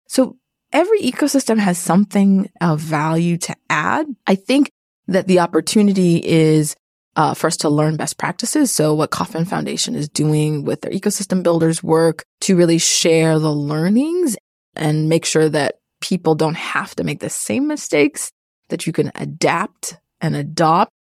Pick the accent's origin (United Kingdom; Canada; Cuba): Canada; moved away; I'm also Canadian